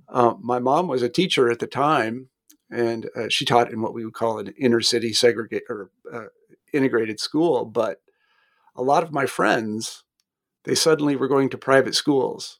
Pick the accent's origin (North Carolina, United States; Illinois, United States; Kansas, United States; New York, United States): Kansas, United States; moved away; also born or lived in Redstone Arsenal, Alabama; I'm, I'm from Kansas originally, which isn't exactly the South